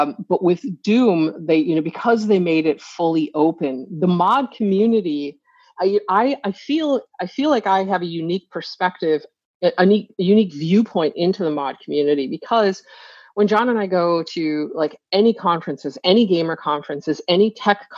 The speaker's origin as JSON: {"language": "English", "region": "Northern New York", "country": "United States", "tie": "born or raised there", "said": "I grew up in Northern New York, as I've mentioned, and on the Canadian border"}